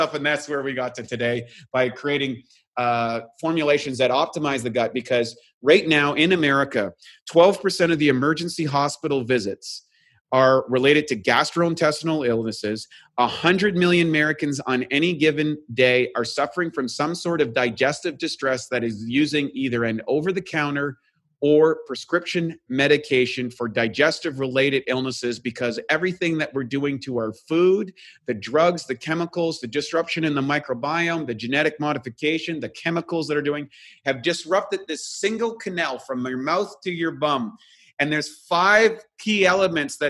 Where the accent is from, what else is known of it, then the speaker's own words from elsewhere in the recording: New Brunswick, Canada; now in Venice Beach, United States; I'm from Canada